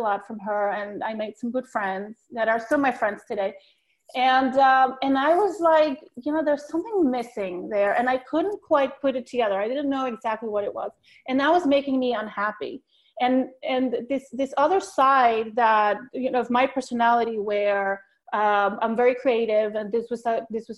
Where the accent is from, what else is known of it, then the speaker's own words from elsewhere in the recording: Bogotá, Colombia; moved away as an adult; also born or lived in New York City, United States; now in Long Island, United States; I was born in Bogota, Colombia